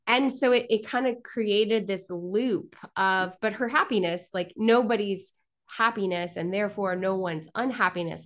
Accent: Kansas City, Missouri, United States; Joining you from my hometown of Kansas City, a large city with a hometown feel

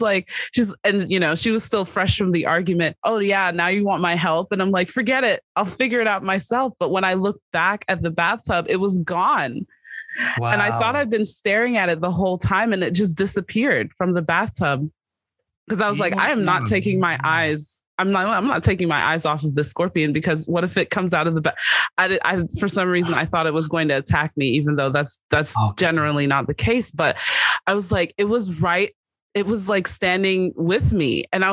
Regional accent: New York City, New York, United States; I grew up in New York City, not a lot of wild creatures

